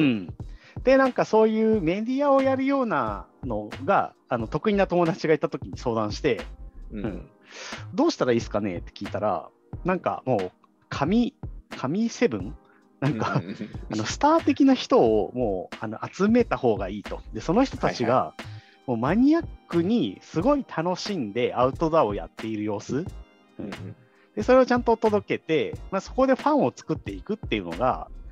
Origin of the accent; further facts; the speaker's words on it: Saitama, Japan; also born or lived in Tokyo / Ama, Shimane; now in Kumejima, Japan; 僕はあの埼玉県出身で